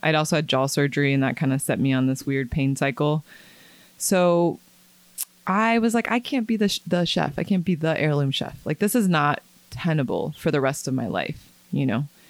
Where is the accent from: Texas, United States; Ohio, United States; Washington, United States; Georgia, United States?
Ohio, United States; Middletown; moved away as an adult; also born or lived in California; I'm from Middletown. I grew up in Middletown, and then I moved to California right after I finished my undergrad at U C, um, University of Cincinnati